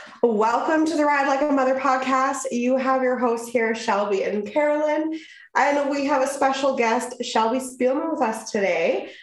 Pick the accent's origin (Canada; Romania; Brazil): Canada; We are two Canadian prairie ladies raising babies, riding horses, and living the country life.